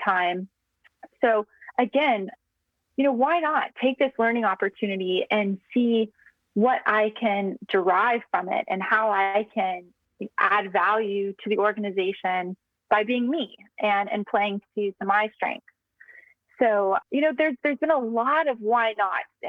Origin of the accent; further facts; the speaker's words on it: United States; moved away as an adult; now in Singapore; as an American who's very passionate about tech